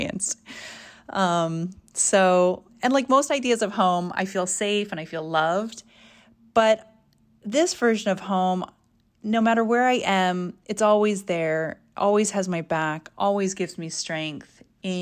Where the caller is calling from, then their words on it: Reno, Nevada, United States; I'm calling in from Reno, Nevada